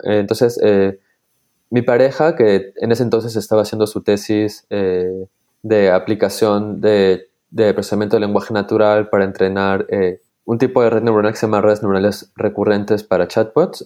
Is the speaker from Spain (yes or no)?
no; Peru; now in Switzerland; soy de Perú, pero actualmente eh, vivo en Suiza